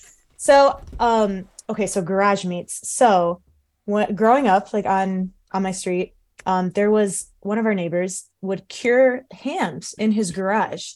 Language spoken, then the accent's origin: English; Cleveland, Ohio, United States; also born or lived in Los Angeles / Columbus / China; I grew up in the Cleveland area